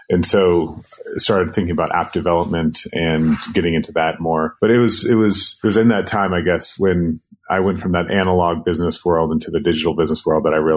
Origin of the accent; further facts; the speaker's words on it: Sudan; also born or lived in Kenya; I grew up between Sudan and Kenya. Basically, the war got bad in South Sudan, so we moved to Kenya. And then from there, we moved to Khartoum in northern Sudan.